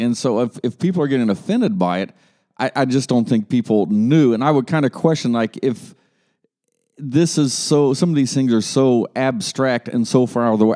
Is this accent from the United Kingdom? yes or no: no; Columbus, Ohio, United States; now in Dayton, United States; up in Columbus, Ohio, and growing up in Columbus, Dayton was just that dirty little town over to the west